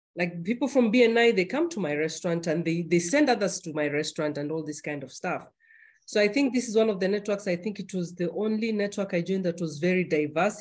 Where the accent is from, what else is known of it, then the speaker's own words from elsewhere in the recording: Kenya; now in Germany; being a Kenyan